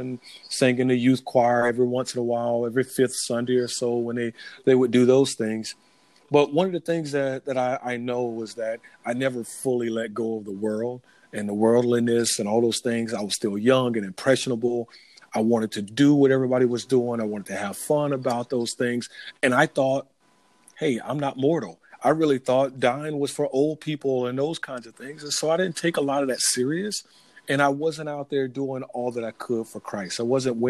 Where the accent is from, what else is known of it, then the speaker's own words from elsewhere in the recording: Florida, United States; grew up in Florida, born and raised in Florida, moved around a little bit when I was growing up